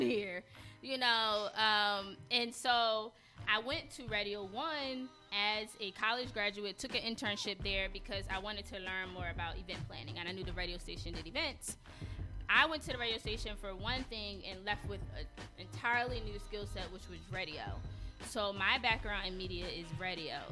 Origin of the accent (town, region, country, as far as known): Philadelphia, Pennsylvania, United States; also born or lived in Atlanta, Georgia